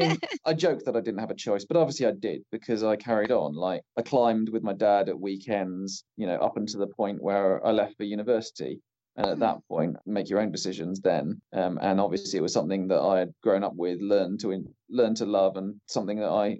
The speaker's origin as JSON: {"language": "English", "town": "Winchester", "region": "South East England", "country": "United Kingdom", "tie": "born or raised there", "also_born_or_lived": "Bath", "said": "So I moved around when I was little, spent most of my time growing up in Winchester, just north of Southampton."}